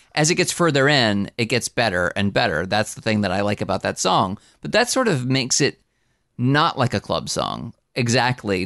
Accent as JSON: {"language": "English", "region": "New Jersey", "country": "United States", "said": "I'm from New Jersey."}